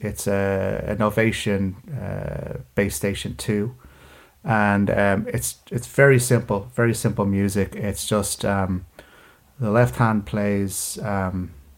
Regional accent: Dublin, Leinster, Ireland; also born or lived in London / Paris / Birmingham; I was born in Dublin, I grew up in Dublin, then spent a few years in London

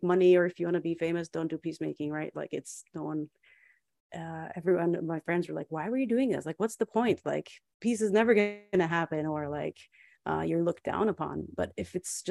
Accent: Nazareth, Northern District, Israel; growing up in Nazareth in a small church

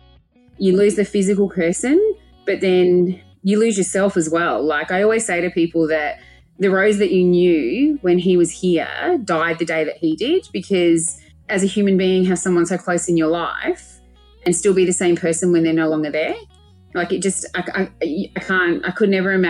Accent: Adelaide, South Australia, Australia; also born or lived in Melbourne; I moved from Melbourne. I had my dream corporate job in Melbourne. And within 3 months, I'd quit, moved back to Adelaide, moved back home to look after my mum and my little brother

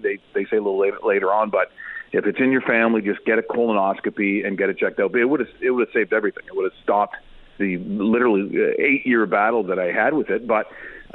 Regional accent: Ontario, Canada; also born or lived in Calgary, Alberta; I obviously born and raised in Ontario and worked the majority of my life, except for those 6.5 years in Calgary.

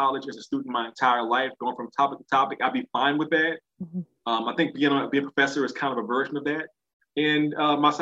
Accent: New Orleans, Louisiana, United States; I grew up in New Orleans East, which is an area of the city

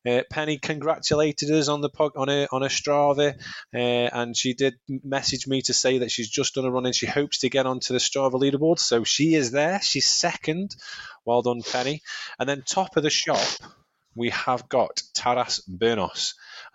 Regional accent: Staffordshire, West Midlands, United Kingdom; I'm from Staffordshire

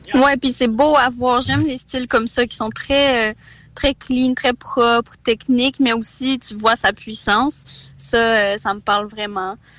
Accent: Quebec, Canada; also born or lived in Kazakhstan; je suis née au Kazakhstan. Puis, dans le fond, je suis d'origine russe du Kazakhstan. Euh, mais j'ai immigré ici avec mes parents quand j'avais trois ans, fait que je suis pas mal euh, un petit mix là, tu sais, québécoise

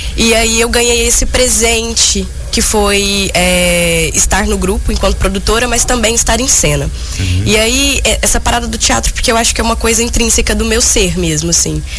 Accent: Patrocínio, Minas Gerais, Brazil; moved away; also born or lived in Uberlândia; na minha cidade natal, que é Patrocínio, que fica bem perto de, de Uberlândia

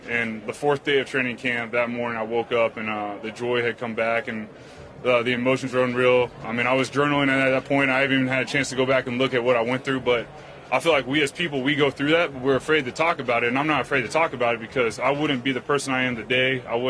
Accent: Texas, United States; Growing up in Texas, I always played football since I was a kid.

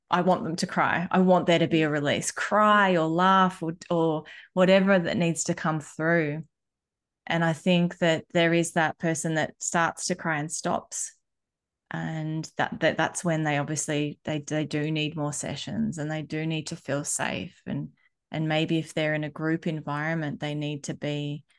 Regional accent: Australia; also born or lived in Bali, Indonesia; growing up in both worlds, I have had the best side of both coins, because I think if I was only growing up in Australia or only growing up in Bali, I wouldn't have these two points of view.

